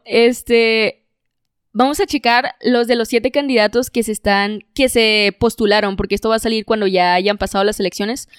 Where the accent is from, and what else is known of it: Monterrey, Nuevo León, Mexico